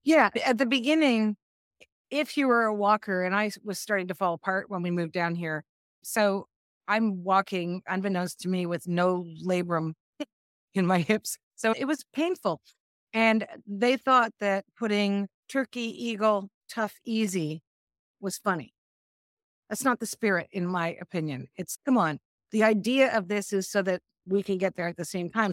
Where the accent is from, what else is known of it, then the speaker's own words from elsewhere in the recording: Canada; moved away as an adult; now in Asheville, United States; I'm Canadian